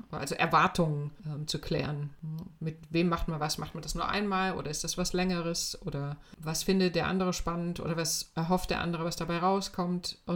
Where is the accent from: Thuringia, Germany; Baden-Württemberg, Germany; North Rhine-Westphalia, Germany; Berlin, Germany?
Thuringia, Germany; Weimar; ich bin äh, in Weimar aufgewachsen und zwar zu einer Zeit, als das noch DDR war.